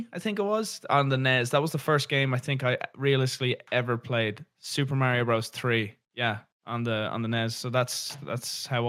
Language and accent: English; Dublin, Leinster, Ireland; I grew up in the city. So I grew up in Dublin.